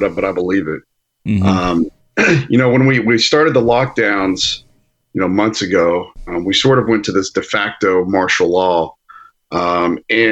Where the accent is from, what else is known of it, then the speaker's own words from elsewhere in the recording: Aledo, Texas, United States; We're from Aledo originally